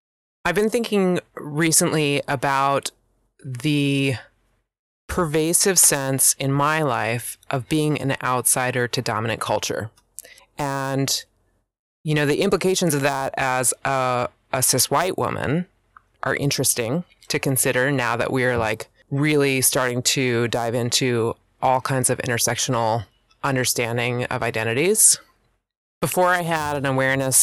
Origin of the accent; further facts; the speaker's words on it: Pennsylvania, United States; moved away as an adult; now in Oregon, United States; I am born and raised in Pennsylvania and relocated to Oregon at 30.